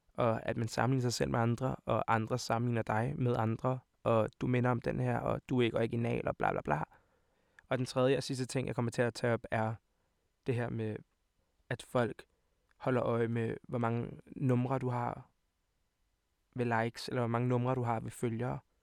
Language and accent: Danish; Copenhagen, Capital Region of Denmark, Denmark; also born or lived in Montenegro (parents); Jeg kommer fra København, videre. Jeg kommer fra videre af